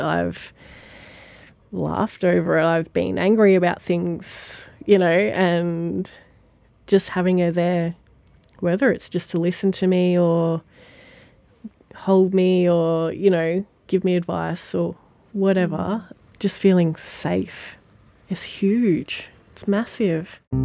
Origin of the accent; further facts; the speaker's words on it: Sale, Victoria, Australia; now in Maffra, Australia; Born in Sale, grew up in Sale, lived here my whole life until about 12 months ago